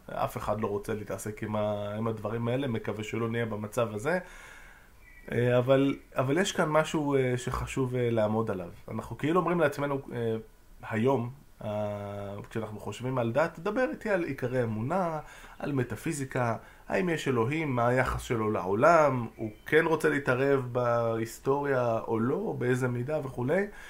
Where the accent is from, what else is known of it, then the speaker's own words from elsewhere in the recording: Jerusalem, Jerusalem District, Israel; הבית כנסת שגדלתי בו ליד אה, מחנה יהודה